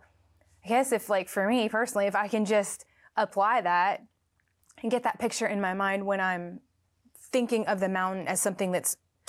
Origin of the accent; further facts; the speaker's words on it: Florida, United States; now in Nashville, United States; I'm from Florida, so everything's oh, okay. flat.